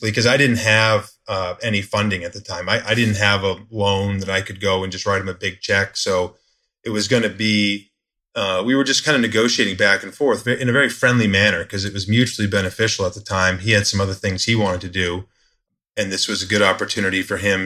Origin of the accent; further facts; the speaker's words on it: Maine, United States; moved away; also born or lived in South Florida; where I was born in Maine, but I hadn't been there since 2000.